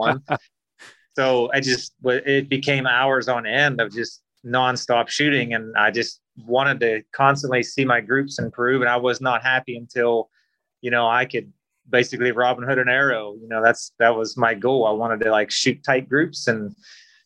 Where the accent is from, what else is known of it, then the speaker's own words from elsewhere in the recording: Western Maryland, United States; now in Florida, United States; I grew up in Western Maryland